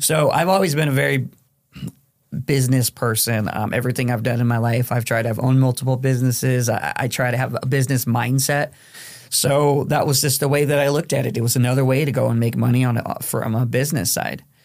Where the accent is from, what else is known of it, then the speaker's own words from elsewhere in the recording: Phoenix, Arizona, United States; also born or lived in Mexico; now in Western New York, United States; from Phoenix, Arizona